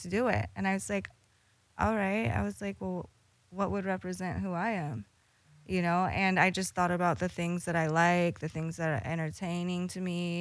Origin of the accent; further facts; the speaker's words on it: Northern California, United States; I'm from Northern Cali